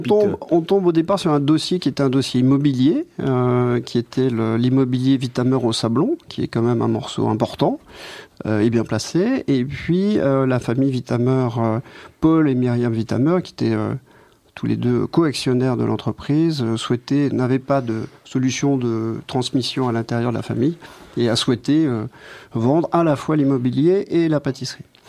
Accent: France; moved away as an adult; now in Belgium; je suis français.

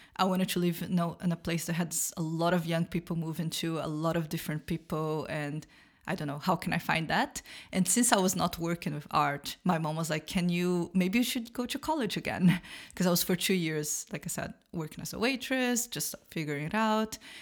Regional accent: Brazil; moved away as an adult; now in Berlin, Germany; I am from Brazil. I live in Berlin for about two and a half years

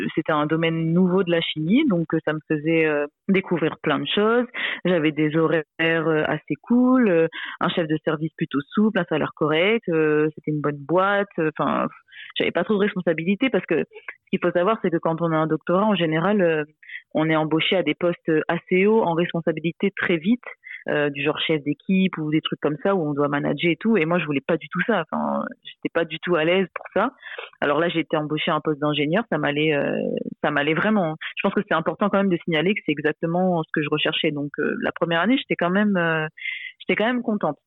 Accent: Réunion; je suis réunionnaise

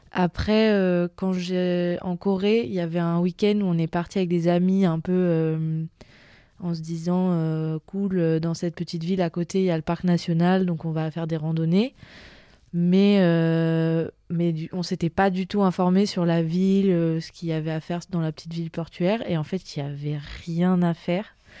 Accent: Vence, Provence-Alpes-Côte d'Azur, France; je viens à l'origine du sud de la France, à côté de Nice, dans une, petite, c'est pas vraiment une petite ville, mais qui s'appelle Vence

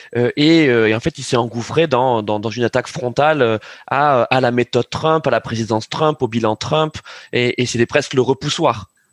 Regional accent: France; nous en tant que Français

